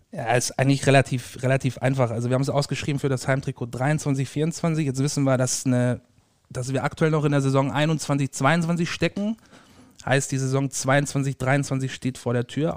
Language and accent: German; Ulm, Baden-Württemberg, Germany; moved away as an adult; now in Dortmund, Germany; ursprünglich gebürtig aus Ulm, Süden Deutschlands